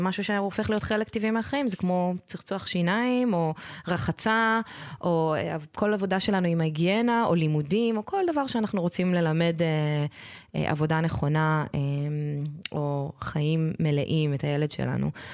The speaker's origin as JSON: {"language": "Hebrew", "country": "Israel", "tie": "born or raised there", "said": "אני גדלתי בקיבוץ"}